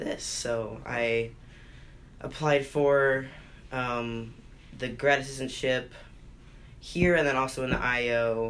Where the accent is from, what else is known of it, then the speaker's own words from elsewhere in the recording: Derby, Kansas, United States; moved away as an adult; also born or lived in Andover, Kansas / Hays, Kansas; I grew up in Derby, Kansas.